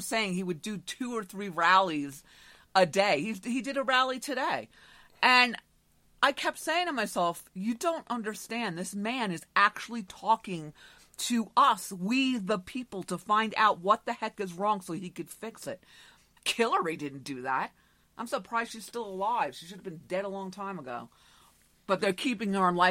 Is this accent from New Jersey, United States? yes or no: no; Long Island, New York, United States; also born or lived in Manhattan, New York; I lived on Long Island my entire life